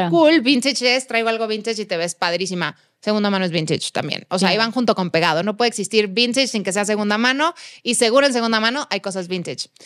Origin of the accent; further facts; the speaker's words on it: Guadalajara, Jalisco, Mexico; moved away as an adult; now in Mexico City, Mexico; en casa de mis papás en Guadalajara tengo jardín, tengo espacio